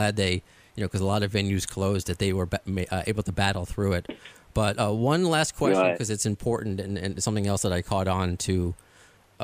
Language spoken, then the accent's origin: English; Baldwin Harbor, New York, United States; also born or lived in Dix Hills, New York; I grew up in Baldwin Harbor. Then I went to high school in Dix Hills